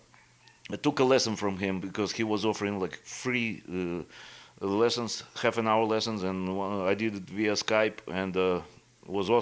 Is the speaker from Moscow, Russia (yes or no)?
no; Irkutsk, Irkutsk Oblast, Russia; English is a second language; moved away as an adult; also born or lived in Florida / Las Vegas; now in Iowa, United States; my hometown, actually, from Siberia, from Irkutsk